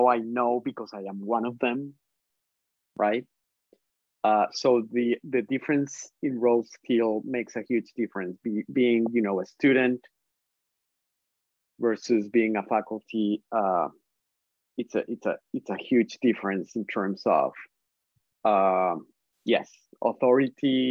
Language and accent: English; Colombia; English is a second language; moved away as an adult; also born or lived in Michigan, United States; now in United States; I am from Colombia, I'm from South America. I am Latinx. I have an accent. English is not my first language